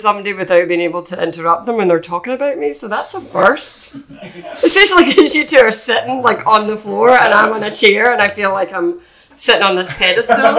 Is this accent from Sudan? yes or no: no; Scotland, United Kingdom; accent: Scottish; moved away as an adult; also born or lived in London / Ireland; now in United States